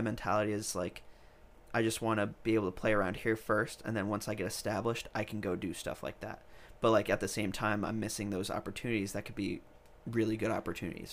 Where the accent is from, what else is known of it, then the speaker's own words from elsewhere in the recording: New York, United States; now in Nashville, United States; I'm from New York